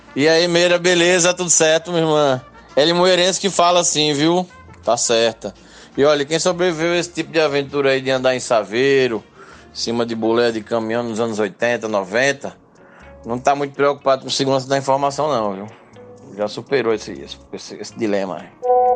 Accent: Limoeiro, Pernambuco, Brazil; sou de Limoeiro, no Agreste Setentrional de Pernambuco

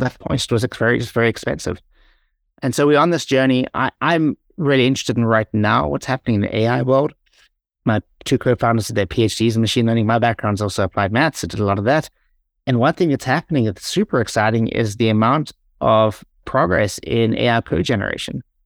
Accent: South Africa; moved away as an adult; also born or lived in Ireland; every time I went home to South Africa

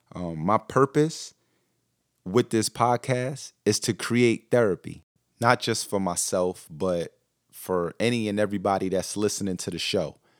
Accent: Newark, New Jersey, United States; also born or lived in Brooklyn, New York; I was born in Newark, New Jersey, um, but we lived in Brooklyn, New York

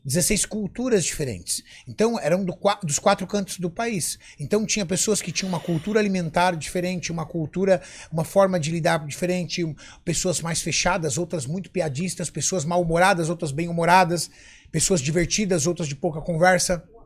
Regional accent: São Paulo, Brazil; also born or lived in ABC Paulista; Eu nasci na zona sul de São Paulo, na, num bairro chamado... É um bairro chamado Cidade Dutra, em Interlagos

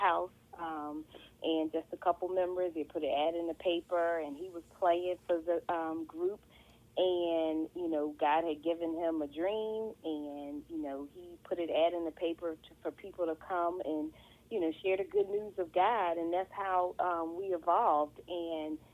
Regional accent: Philadelphia, Pennsylvania, United States; moved away as an adult; now in Maryland, United States; I am born and raised in Philadelphia.

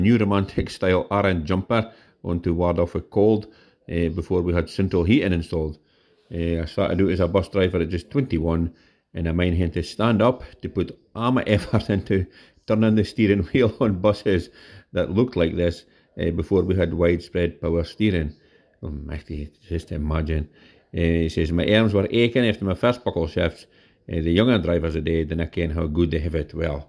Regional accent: Aberdeen, Scotland, United Kingdom; that was the sight of buses I mind when I was growing up in Toon, beneath it.

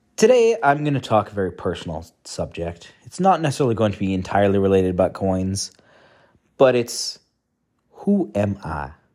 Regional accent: Canada; moved away as an adult; now in Netherlands; I am from Canada

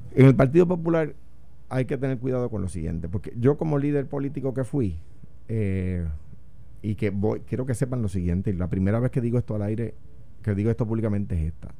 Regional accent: Puerto Rico; soy puertorriqueño. Lo único que soy por encima de popular es puertorriqueño

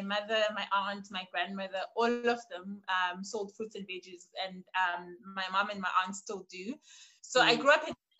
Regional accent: Port Elizabeth, Eastern Cape, South Africa; moved away as an adult; now in Grahamstown, South Africa; Born and bred in Port Elizabeth, raised by three wonderful women

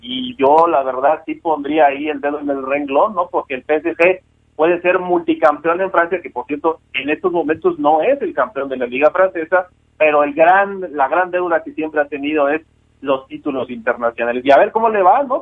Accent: Mexico

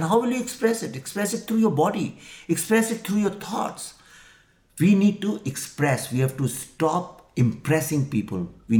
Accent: Lucknow, Uttar Pradesh, India; Not in Delhi and Bombay South, but I'm coming from Lucknow.

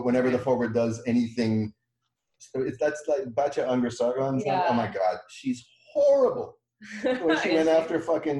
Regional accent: Vancouver, British Columbia, Canada; moved away as an adult; also born or lived in Montreal / New York City / Seattle; now in Victoria, Canada; I grew up in the Vancouver Jewish community, which is pretty small, pretty conservative, when it came to Israel.

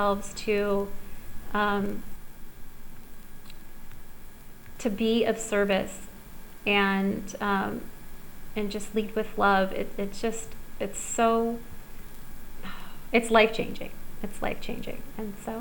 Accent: Southern California, United States; now in Costa Rica; I grew up in Southern California

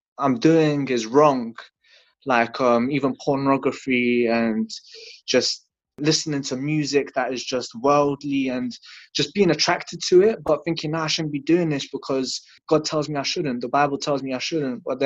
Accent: London, United Kingdom; also born or lived in Latvia; I was born in Latvia. I came to London when I was 2 years old.

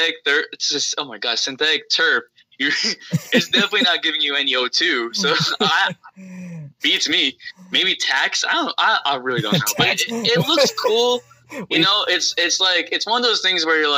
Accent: New Jersey, United States; I grew up in New Jersey

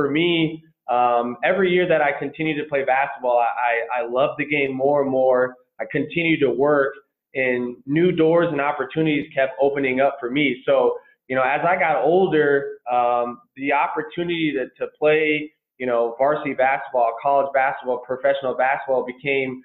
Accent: Minneapolis, Minnesota, United States; also born or lived in Colorado; I grew up in Minneapolis, Minnesota, played for Robbinsdale High School

